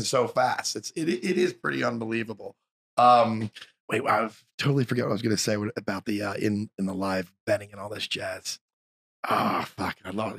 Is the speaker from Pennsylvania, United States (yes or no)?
yes; Philadelphia, Pennsylvania, United States; moved away; I'm from Philly